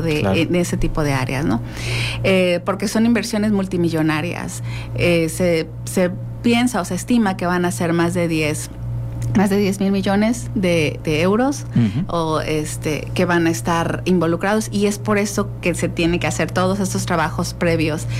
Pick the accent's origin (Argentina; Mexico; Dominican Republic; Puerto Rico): Mexico; somos mexicanos